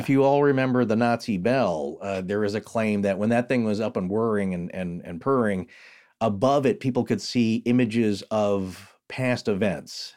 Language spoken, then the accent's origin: English; United States; I'm from the Spokane region or I'm, I'm from, uh, northern Idaho, the Panhandle